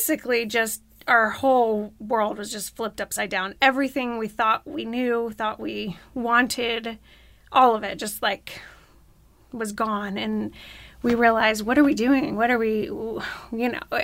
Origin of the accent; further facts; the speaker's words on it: Florida, United States; now in Arkansas, United States; I grew up in Florida